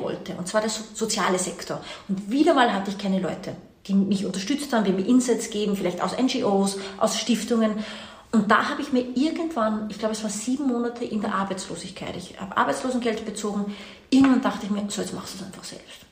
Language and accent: German; Austria; also born or lived in Washington / New York / India; Man hört es mir an, deine Hörer werden es mir anhören. Ich bin keine Deutsche, ich bin Österreicherin, meine Mama kommt aber aus Brasilien